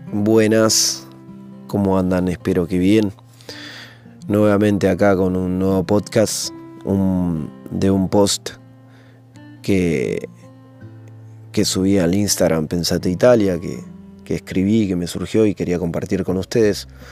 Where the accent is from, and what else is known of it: Argentina; moved away as an adult; now in Italy